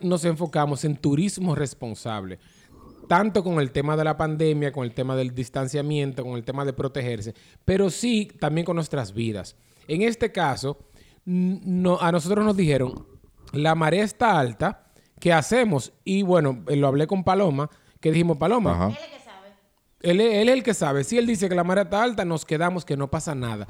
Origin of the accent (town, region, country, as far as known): Dominican Republic